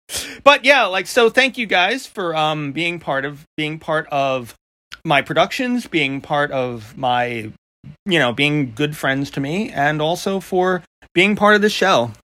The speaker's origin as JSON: {"language": "English", "town": "Long Island", "region": "New York", "country": "United States", "tie": "born or raised there", "accent": "New York", "said": "Because I grew up, number one, with a dad who spoke in, like, the old school New Yorker way. And then I was raised by my grandmother in Long Island for a bunch of years."}